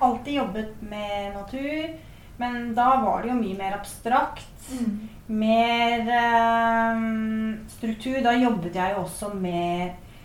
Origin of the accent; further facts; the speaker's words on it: Bærum, Akershus, Norway; jeg er jo født og oppvokst i Bærum og gikk på Bærum musikkskole